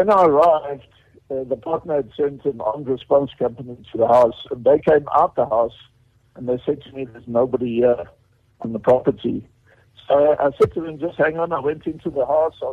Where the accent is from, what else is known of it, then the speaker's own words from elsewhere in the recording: Cape Town, Western Cape, South Africa; also born or lived in Johannesburg / Alberton; I grew up in Cape Town